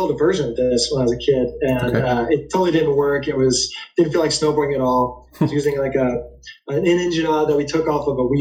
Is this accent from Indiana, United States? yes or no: yes; Indianapolis, Indiana, United States; my hometown, Indianapolis